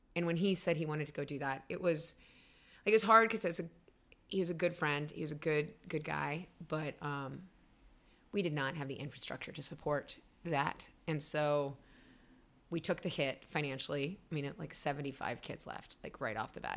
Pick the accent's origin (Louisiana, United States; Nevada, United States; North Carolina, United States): North Carolina, United States; Raleigh; moved away; also born or lived in Illinois / Denver, Colorado; I grew up in Raleigh.